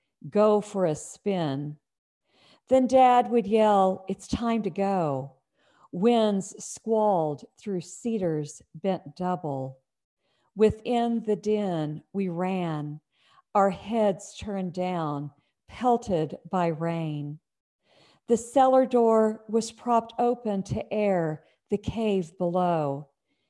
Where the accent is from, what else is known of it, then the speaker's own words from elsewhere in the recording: Oklahoma, United States; moved away as an adult; now in Indiana, United States; I'm originally from Oklahoma